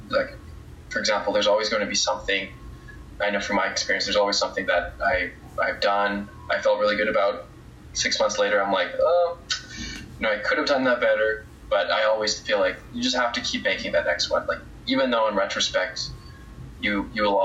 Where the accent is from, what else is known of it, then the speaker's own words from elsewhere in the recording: Canada; also born or lived in Calgary; as a Canadian